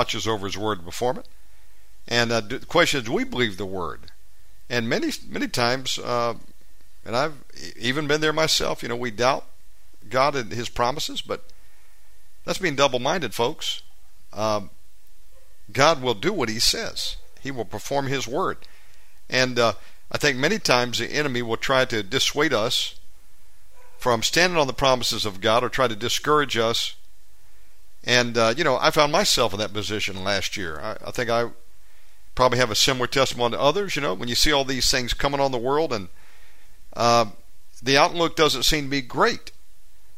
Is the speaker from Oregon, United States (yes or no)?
no; Georgia, United States; the state of Georgia, my home state